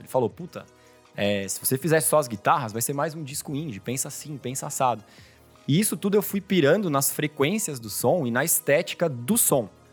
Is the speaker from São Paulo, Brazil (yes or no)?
yes; São Paulo, Brazil; Eu nasci em São Paulo, fui criado aqui.